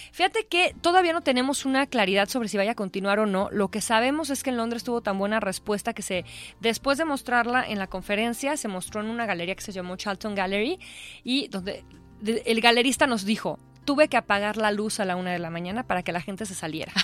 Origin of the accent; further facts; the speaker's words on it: Mexico; nos podemos volver a unir como mexicanos